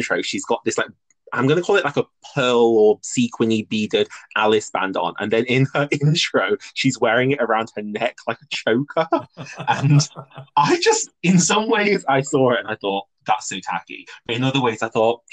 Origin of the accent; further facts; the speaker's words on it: United Kingdom; we're both British